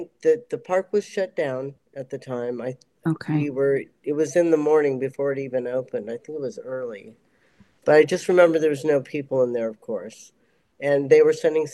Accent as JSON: {"language": "English", "region": "California", "country": "United States", "tie": "born or raised there", "moved": "yes", "lives_now": "North Carolina, United States", "said": "I was born in California"}